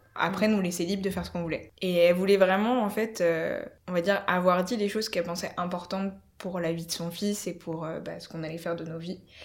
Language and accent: French; Paris, Île-de-France, France; je suis on va dire française d'origine, mais euh, on va dire parisienne surtout, parce que ça fait 3-4 générations qu'on est parisien dans ma famille